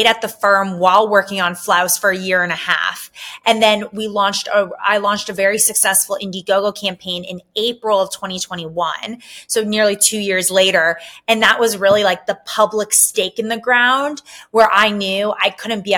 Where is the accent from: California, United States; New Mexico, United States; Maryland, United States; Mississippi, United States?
California, United States; Southern; also born or lived in New York City; I am originally from Southern California